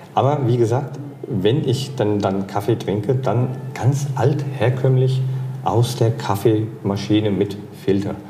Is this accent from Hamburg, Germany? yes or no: no; Hesse-speaking Lower Franconia, Bavaria, Germany; accent: Hessian; ich komme ja aus Hessen. Also eigentlich komme ich aus dem hessischsprachigen Unterfranken